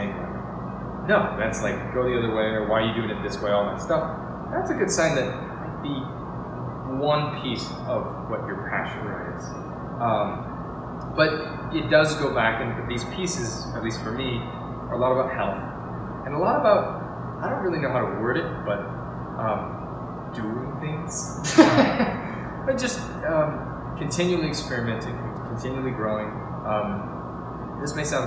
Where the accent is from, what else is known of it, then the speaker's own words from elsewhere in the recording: Seattle, Washington, United States; moved away as an adult; now in San Diego, United States; growing up in Washington, Seattle